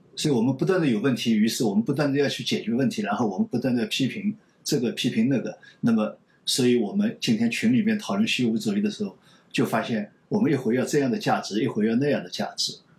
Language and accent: Chinese; China; 我们中国人